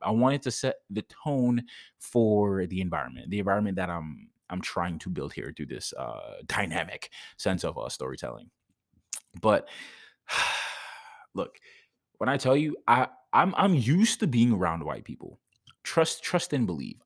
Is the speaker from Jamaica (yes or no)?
yes; Jamaica; moved away; I'm Jamaican.